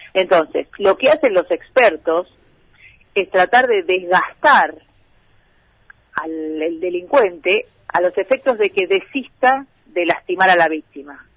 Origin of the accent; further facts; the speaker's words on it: interior of Buenos Aires Province, Argentina; como bonaerense del interior